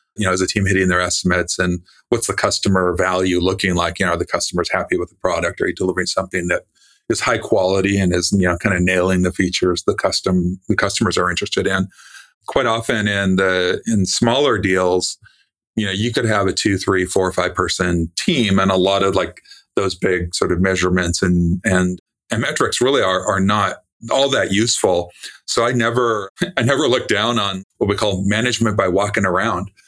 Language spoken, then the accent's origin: English; California, United States; I was born in California